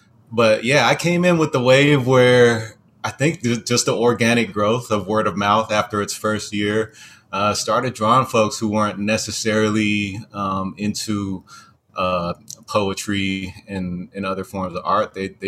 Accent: Hawaii, United States; also born or lived in California; my first memory started in Hawaii, even though I was born in California.

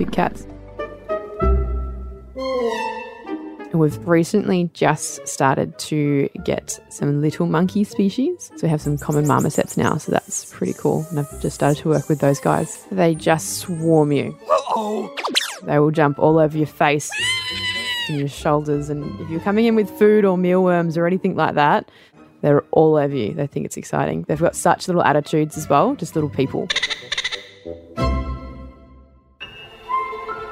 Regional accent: Port Macquarie, New South Wales, Australia; also born or lived in Nowra, New South Wales; I'm originally from Nowra on the south coast, and we moved to Port Macquarie when I was 7, and that's when we started living in a zoo

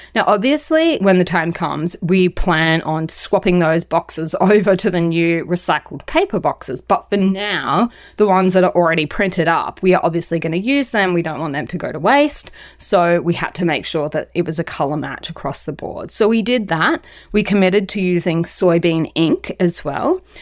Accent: Australia; being Australian

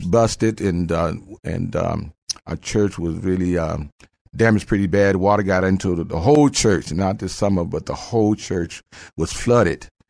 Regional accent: Phoenix, Arizona, United States; moved away as an adult; now in San Antonio, United States; I am, uh, from Phoenix, Arizona. I moved here about thirty-five years ago.

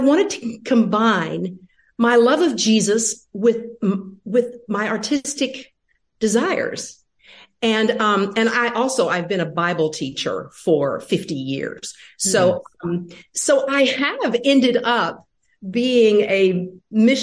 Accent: Nashville, Tennessee, United States; born and raised in Nashville, Tennessee

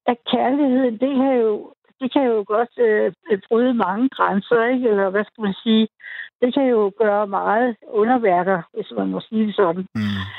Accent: North Zealand, Capital Region of Denmark, Denmark; also born or lived in Copenhagen / West Jutland; jeg var fra København, men de, jeg var fra Nordsjælland.

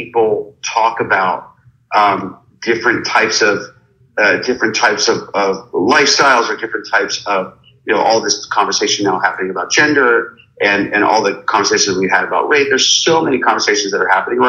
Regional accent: Pittsburgh, Pennsylvania, United States; growing up in Pittsburgh

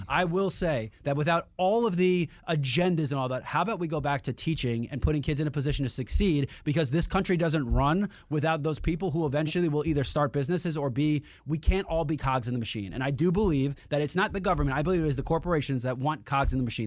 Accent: New York City, New York, United States; as a New Yorker

